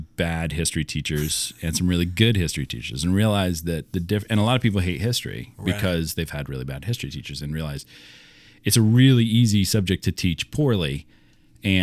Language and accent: English; Iowa, United States; also born or lived in Pittsburgh / Philadelphia; I was born in Pittsburgh and grew up all over the place. So lived in Pittsburgh for a few years, then moved to outside of Philly. Yeah. But I was like, so I was three or four. And then moved again when I was 8 to Iowa.